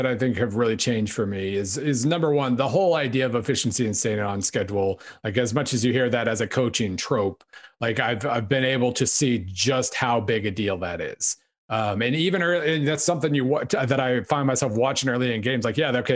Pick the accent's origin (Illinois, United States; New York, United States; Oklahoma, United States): Oklahoma, United States; I grew up in Oklahoma